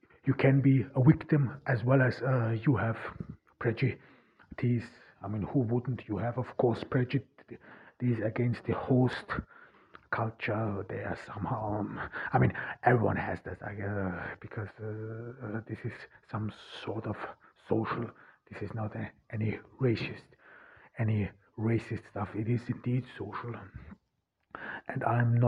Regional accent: Zell am See, Salzburg, Austria; accent: German; first language German; English is a second language; moved away as an adult; now in Ordu, Turkey; I was born in 1988 in Austria, in rural Austria, Zell am See, and I'm of Turkish descent

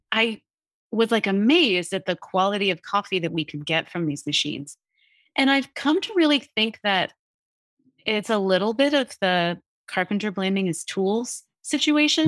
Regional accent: New Jersey, United States; I grew up in New Jersey

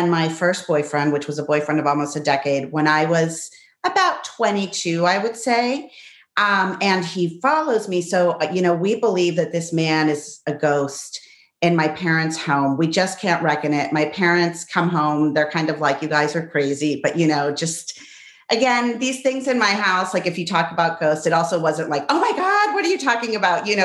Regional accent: Pittsburgh, Pennsylvania, United States; also born or lived in La Plata, Argentina; So I was born in Argentina, but grew up in Pittsburgh.

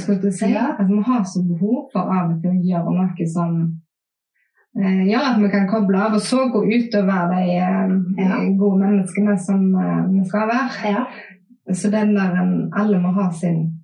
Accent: Haugesund, Rogaland, Norway; vi i Haugesund

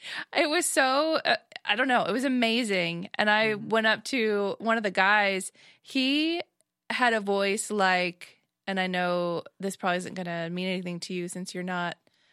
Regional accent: Nashville, Tennessee, United States; from Nashville, Tennessee.

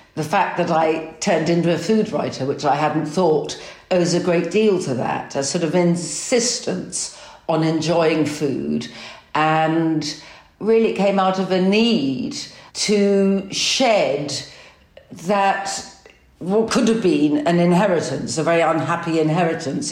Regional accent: London, United Kingdom; As a Londoner

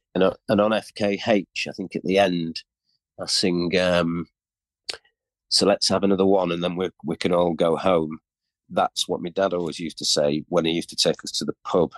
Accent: York, Yorkshire and the Humber, United Kingdom; we're from York, very unusual, weird

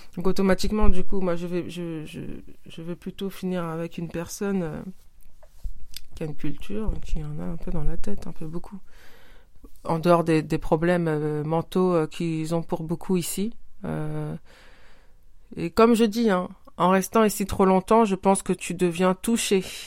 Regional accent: Senegal; mon pays d'origine, le Sénégal

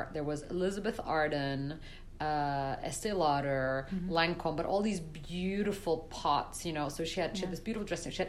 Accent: Brussels, Belgium; So I was living in Brussels. Okay. I grew up in Belgium.

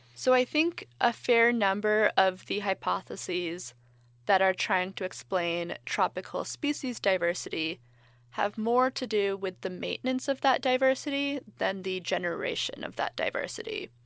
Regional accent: California, United States; I'm from California

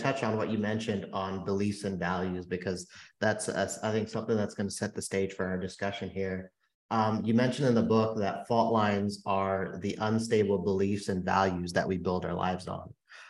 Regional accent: San Francisco, California, United States; I'm born and raised in San Francisco

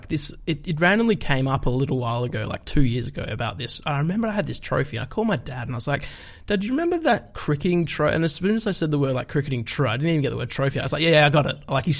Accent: Perth, Western Australia, Australia; I'm from Perth

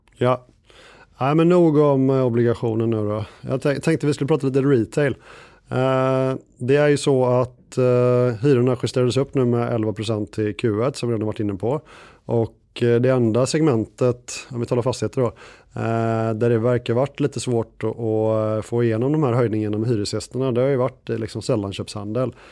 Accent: Gothenburg, Västra Götaland, Sweden; now in Stockholm, Sweden; jag är, eh, en god och glad göteborgare

